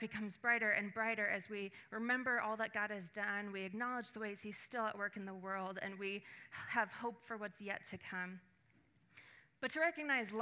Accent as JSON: {"language": "English", "area": "Puget Sound", "region": "Western Washington", "country": "United States", "tie": "born or raised there", "said": "I grew up mostly in Western Washington near the Puget Sound"}